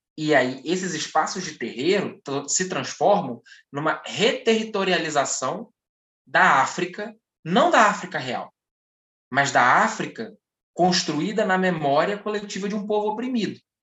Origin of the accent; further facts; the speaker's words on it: Brazil; Nós, enquanto brasileiros